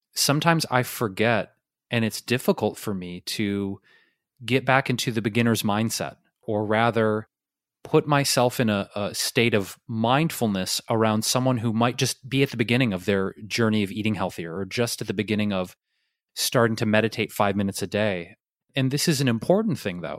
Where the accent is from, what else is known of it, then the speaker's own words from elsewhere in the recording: Detroit, Michigan, United States; moved away; where I grew up in Detroit